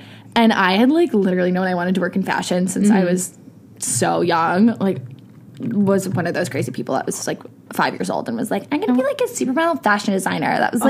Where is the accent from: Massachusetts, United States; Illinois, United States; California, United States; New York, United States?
Illinois, United States; Chicago; I'm originally from Chicago.